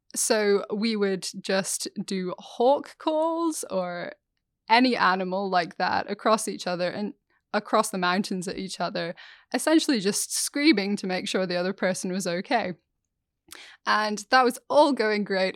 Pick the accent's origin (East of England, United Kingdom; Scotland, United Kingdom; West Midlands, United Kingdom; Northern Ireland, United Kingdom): Scotland, United Kingdom; growing up in Scotland, the only flies we had were midges